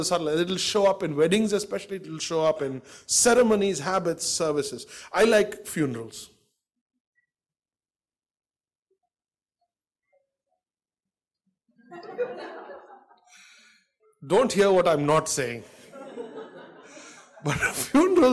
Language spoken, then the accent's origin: English; Delhi, India; also born or lived in Bangalore; I was born in Bangalore, and I got raised in Delhi, and I've been in Delhi for 45 years.